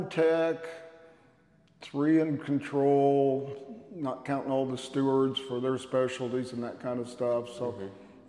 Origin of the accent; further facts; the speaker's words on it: Kansas City, United States; Kansas City.